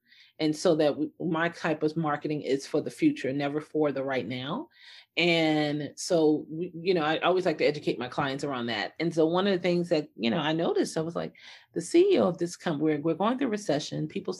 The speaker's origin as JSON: {"language": "English", "town": "Detroit", "region": "Michigan", "country": "United States", "tie": "born or raised there", "said": "I grew up in Detroit, Michigan, which was really good."}